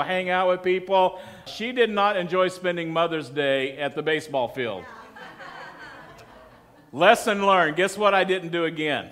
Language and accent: English; Texas, United States; moved away; also born or lived in Colorado Springs; I'm from Texas